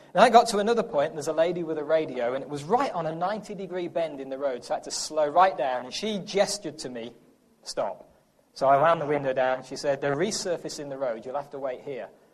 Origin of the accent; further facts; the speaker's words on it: England, United Kingdom; accent: English; now in United States; I'm from England